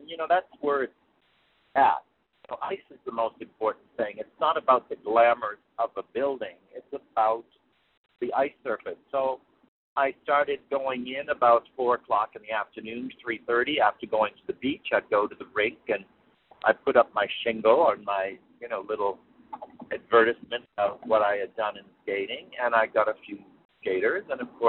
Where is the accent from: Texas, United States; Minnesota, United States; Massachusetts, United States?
Massachusetts, United States; Worcester; moved away as an adult; now in California, United States; growing up in Worcester, Massachusetts, and going to Holy Cross College